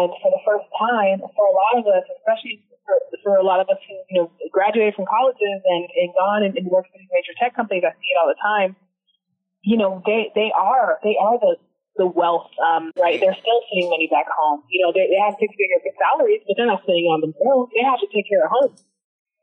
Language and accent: English; Seattle, Washington, United States; moved away as an adult; now in New York City, United States; I grew up in Seattle, so I was part of a really great coding program called the Technology Access Foundation